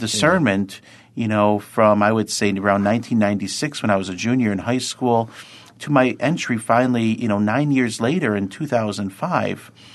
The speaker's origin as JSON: {"language": "English", "town": "Lackawanna", "region": "New York", "country": "United States", "tie": "born or raised there", "said": "I'm a, a native of Lackawanna, New York, or as sometimes we say, sunny L"}